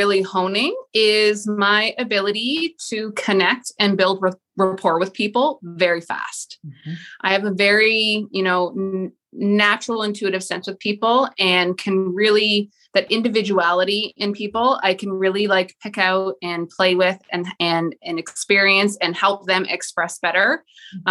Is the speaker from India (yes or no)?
no; Toronto, Ontario, Canada; now in Millbrook, Canada; I am born in the Greater Toronto area. So I was born in Scarborough, but I currently reside in a little country town called Millbrook, which is about 15 minutes outside of Peterborough